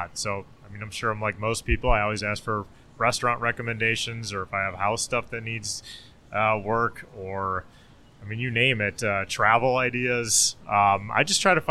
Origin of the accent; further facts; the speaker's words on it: Minnesota, United States; coming from the suburbs, I grew up in Minnesota